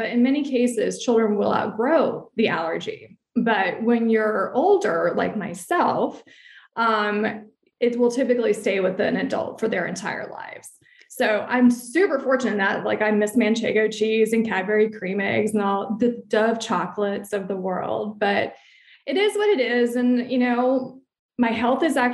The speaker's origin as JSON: {"language": "English", "town": "Alexandria", "region": "Virginia", "country": "United States", "moved": "as an adult", "lives_now": "White Plains, United States", "said": "I'm originally from Alexandria, Virginia, lived there for about 30 years, but we now currently reside in White Plains, New York"}